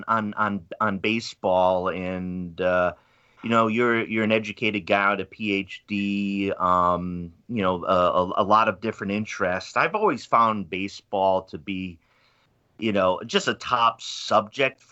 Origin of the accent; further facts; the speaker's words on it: Pawtucket, Rhode Island, United States; I'm from Pawtucket, Rhode Island